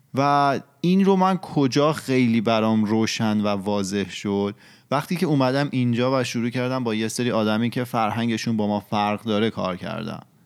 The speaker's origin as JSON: {"language": "Persian", "country": "Iran", "moved": "yes", "said": "ما شاید تو محیطی بزرگ شدیم که اتفاقات مطلوب نمیافته"}